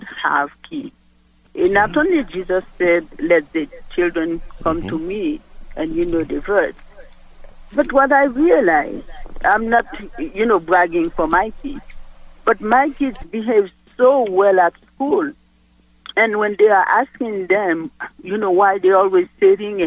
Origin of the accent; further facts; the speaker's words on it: Haiti; moved away; I'm from Haiti. I speak French